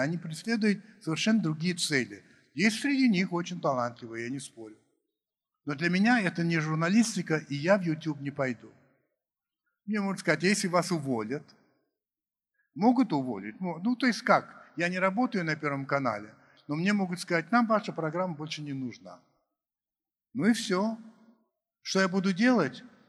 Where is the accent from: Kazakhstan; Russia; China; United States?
United States; moved away; я рос в Америке